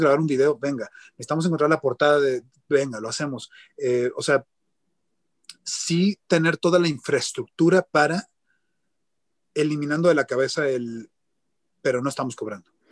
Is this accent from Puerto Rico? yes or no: no; Mexico; soy un productor de México